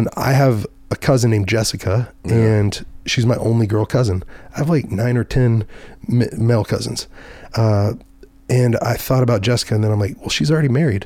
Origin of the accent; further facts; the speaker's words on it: Dallas, Texas, United States; I was from Dallas, Fort Worth